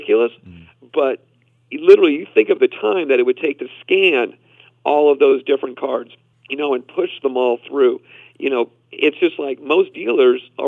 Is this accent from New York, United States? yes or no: no; Boston, Massachusetts, United States; Growing up in Boston